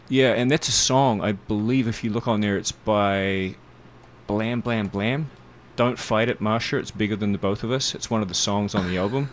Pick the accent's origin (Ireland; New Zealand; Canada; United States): New Zealand; we're an English colony